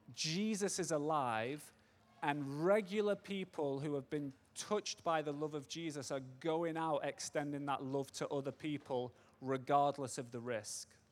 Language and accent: English; Manchester, North West England, United Kingdom; moved away as an adult; now in United States; I'm English, born and raised in Manchester, but I live in America.